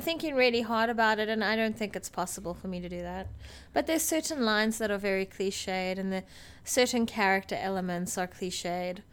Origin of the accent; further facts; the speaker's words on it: South Africa; as a South African